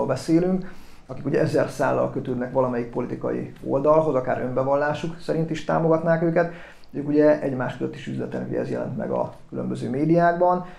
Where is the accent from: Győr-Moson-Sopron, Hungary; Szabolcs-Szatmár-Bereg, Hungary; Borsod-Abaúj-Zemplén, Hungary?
Borsod-Abaúj-Zemplén, Hungary; Miskolc; also born or lived in Eger; én Tőzsdökeres Miskolc vagyok, egy Miskolc Peretesen születtem, és jelenleg is